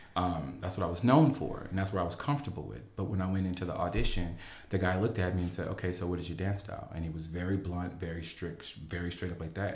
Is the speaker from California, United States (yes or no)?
yes; Los Angeles, California, United States; me being an L A native